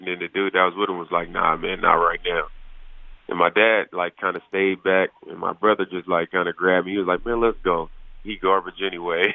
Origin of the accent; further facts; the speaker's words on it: Oakland, California, United States; moved away; it being my hometown